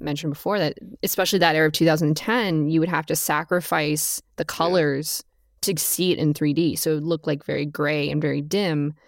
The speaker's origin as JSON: {"language": "English", "region": "Southern California", "country": "United States", "tie": "born or raised there", "said": "growing up in Southern California"}